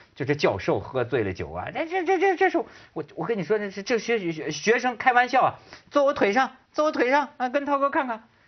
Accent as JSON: {"language": "Chinese", "region": "northern China", "country": "China", "said": "咱们是大陆人，咱们特理解，尤其是北方人"}